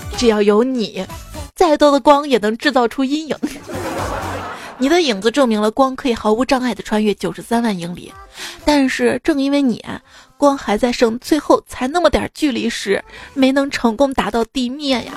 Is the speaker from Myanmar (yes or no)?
no; Xi'an, Shaanxi, China; also born or lived in Chengdu; 我们西安这边